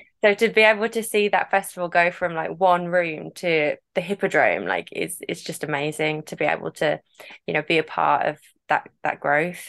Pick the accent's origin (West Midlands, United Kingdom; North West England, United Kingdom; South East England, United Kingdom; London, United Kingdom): West Midlands, United Kingdom; Cannock; I'm from Staffordshire. Been born, bred, raised in Cannock